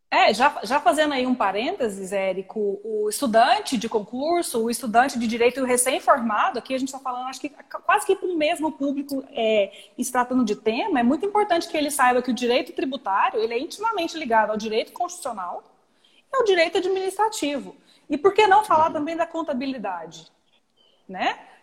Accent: Goiânia, Goiás, Brazil; also born or lived in São Paulo; eu sou de Goiânia, moro em Goiânia, mas fiquei cinco anos em São Paulo.

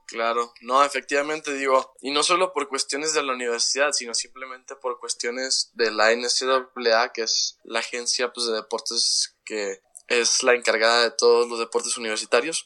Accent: Chihuahua, Mexico; moved away as an adult; also born or lived in Atlanta, United States; tengo 19 años, soy de Chihuahua, Chihuahua

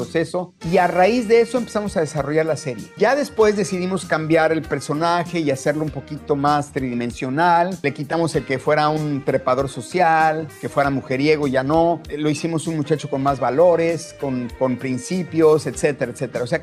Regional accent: Mexico; Entonces yo, yo peleé mucho eso, de que no podía yo como mexicano permitir que se cometieran esos errores.

